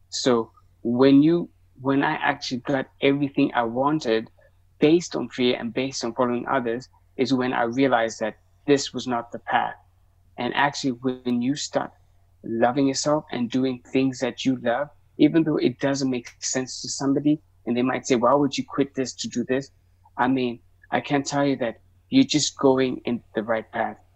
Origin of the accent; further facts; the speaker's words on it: Zimbabwe; English is a second language; also born or lived in South Africa / Ethiopia; So I'm Ethiopian from East Africa. That's but I grew up in like Zimbabwe, South Africa. Uh, um, so that's so that's where I'm from. That's where my family is, and so I go visit.